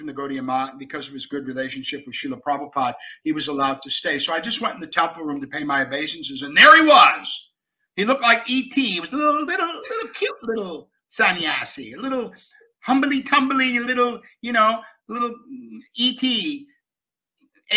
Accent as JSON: {"language": "English", "town": "Buffalo", "region": "New York", "country": "United States", "moved": "yes", "said": "I'm from Buffalo, New York."}